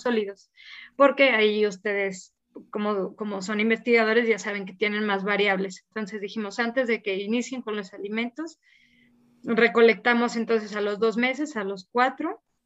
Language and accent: Spanish; San Luis Potosí, Mexico; soy de San Luis Potosí